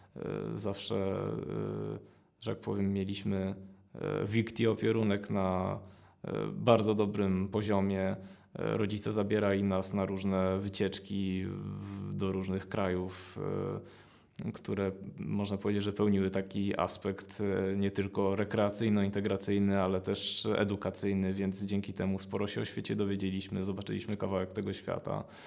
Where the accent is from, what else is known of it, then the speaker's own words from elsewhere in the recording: Gdańsk, Pomeranian Voivodeship, Poland; also born or lived in Gdynia; pochodzę z Gdańska. Y, od zawsze mieszkam w Gdańsku, chociaż urodziłem się w Gdyni